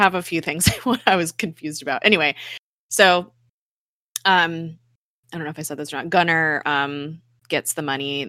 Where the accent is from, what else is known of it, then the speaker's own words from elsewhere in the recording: Colombia; I grew up like in Colombia, like that was run by you know, drug lords essentially, and gun, you know, a corrupt government.